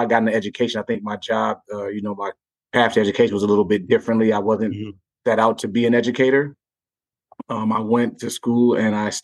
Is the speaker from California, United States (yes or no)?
no; Minneapolis, Minnesota, United States; also born or lived in Gary, Indiana; my mother decided to move to Minneapolis when I was about 10 years old, and we landed on the North Side